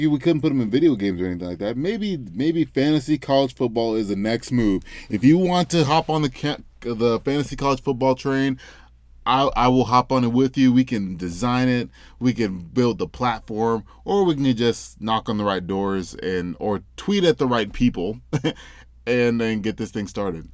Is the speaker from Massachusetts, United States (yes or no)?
no; Memphis, Tennessee, United States; That's my hometown